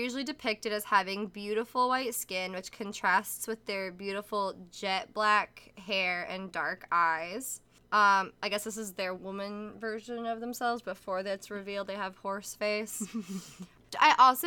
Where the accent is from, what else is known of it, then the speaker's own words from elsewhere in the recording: United States; we American folk